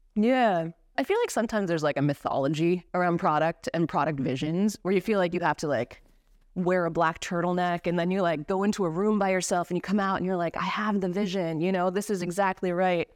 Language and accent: English; East Coast of the United States, United States; moved away; I'm originally from the East Coast of the States. I was born and raised in a little mining town.